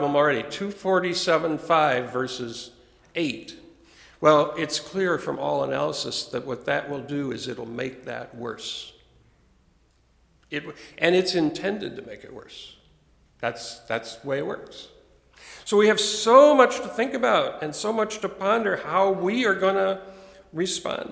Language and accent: English; United States; growing up in America